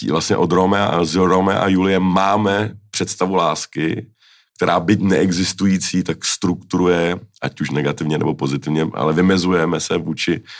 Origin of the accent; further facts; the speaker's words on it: Finland; Já jsem vyrůstal ve Finsku a moje životní imperativ, můj životní imperativ byl, aby se divák nenudil.